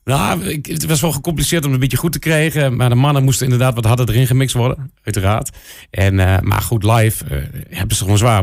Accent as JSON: {"language": "Dutch", "town": "Enschede", "region": "Overijssel", "country": "Netherlands", "said": "Ik kom zo uit Enschede"}